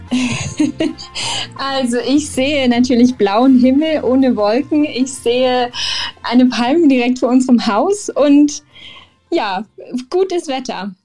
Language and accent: German; Germany; moved away as an adult; now in Mexico; ich bin Deutsche